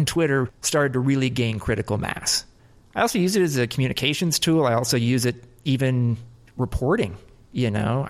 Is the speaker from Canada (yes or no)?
no; United States; now in New York, United States; I'm an American who covers soccer full time.